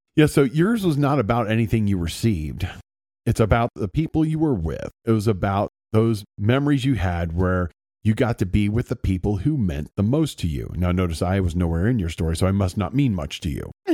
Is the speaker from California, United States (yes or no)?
no; Circleville, Ohio, United States; I grew up in Circleville, Ohio